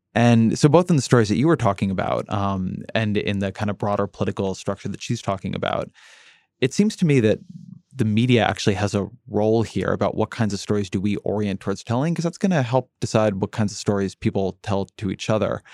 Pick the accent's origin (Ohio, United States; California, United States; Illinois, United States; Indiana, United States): California, United States; Irvine; moved away; when I grew up in Irvine, California, we got the L A Times